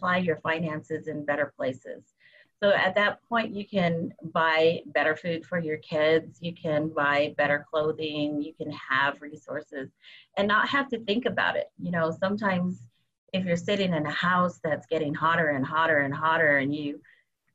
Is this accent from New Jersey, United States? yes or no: no; Arizona, United States; I'm from the Basquiaki tribe in Arizona